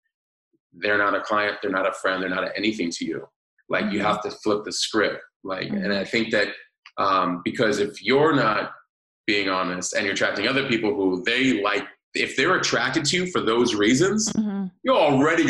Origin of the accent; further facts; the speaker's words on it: New York, United States; moved away; I'm originally from New York